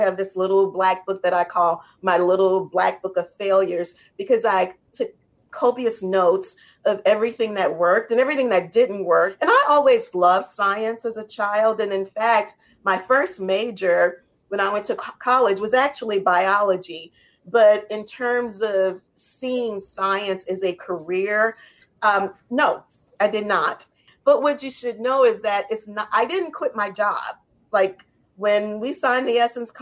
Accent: New Orleans, Louisiana, United States; how I was raised in New Orleans

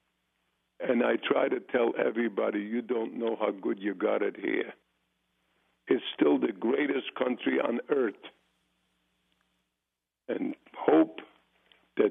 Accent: Poland; now in United States; I was born in Poland

